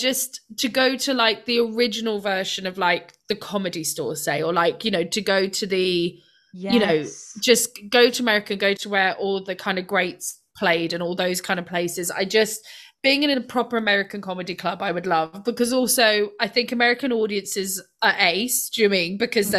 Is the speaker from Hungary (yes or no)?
no; Scotland, United Kingdom; But I wouldn't go on a cruise because I'm Scottish and they seem expensive.